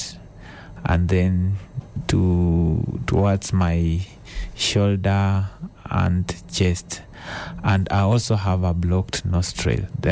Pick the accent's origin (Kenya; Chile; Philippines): Kenya; Shikunga Village, Kakamega County; moved away as an adult; also born or lived in Embu / Kisii; I grew up in a place called Shakungu Village within Kakamega County.